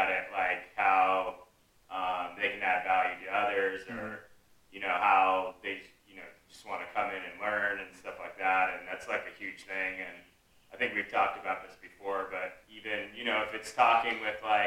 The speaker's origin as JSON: {"language": "English", "town": "San Diego", "region": "California", "country": "United States", "tie": "born or raised there", "said": "I grew up in San Diego. It's kind of just typical, like, suburb life out here"}